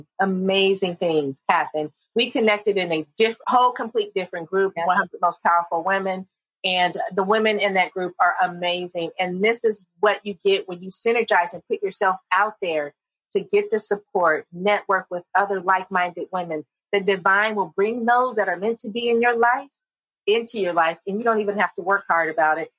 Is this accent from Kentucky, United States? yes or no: no; San Jose, California, United States; I grew up in San Jose. That's my stomping grounds